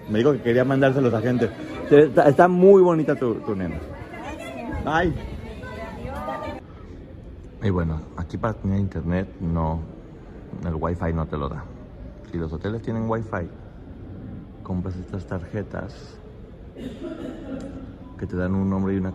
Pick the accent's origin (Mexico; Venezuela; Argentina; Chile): Mexico